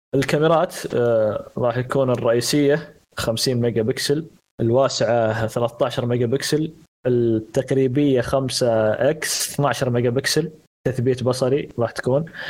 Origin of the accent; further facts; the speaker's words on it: Saudi Arabia; عندنا في السعوديه